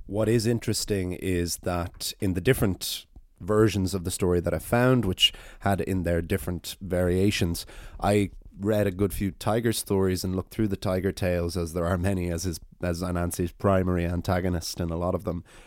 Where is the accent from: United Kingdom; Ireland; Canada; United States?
Ireland; as an Irish person running an Irish storytelling podcast